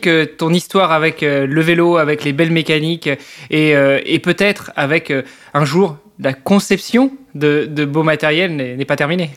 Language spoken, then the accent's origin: French; Normandy, France